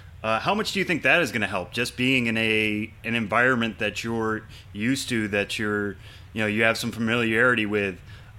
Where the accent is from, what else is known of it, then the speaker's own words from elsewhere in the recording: Northeast, United States; That I'm from the Northeast